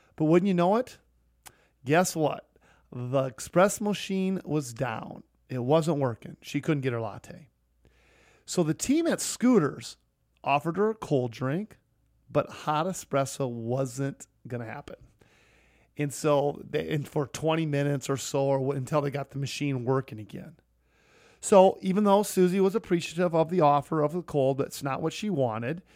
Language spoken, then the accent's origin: English; Sioux Falls, South Dakota, United States; here in my hometown.